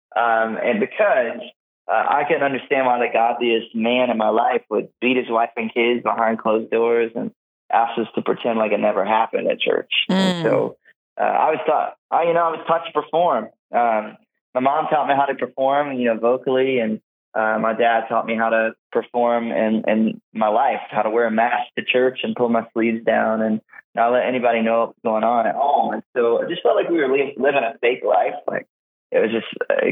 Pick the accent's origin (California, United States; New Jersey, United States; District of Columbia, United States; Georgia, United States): Georgia, United States; South; I grew up in South Georgia with all the rednecks down there.